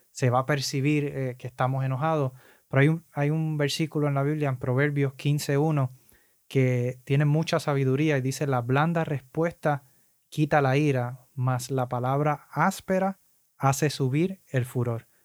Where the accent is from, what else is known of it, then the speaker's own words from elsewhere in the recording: Puerto Rico; los boricuas somos, los puertorriqueños somos muy similares